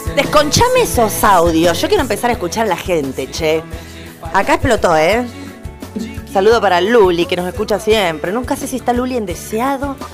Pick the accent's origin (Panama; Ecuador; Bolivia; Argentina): Argentina; Caleta Olivia, Santa Cruz; en Caleta, en mi pueblo